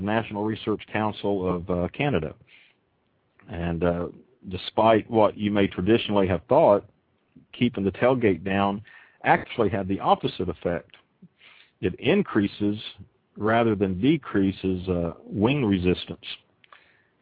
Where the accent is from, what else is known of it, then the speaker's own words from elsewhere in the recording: Oklahoma, United States; I'm from Oklahoma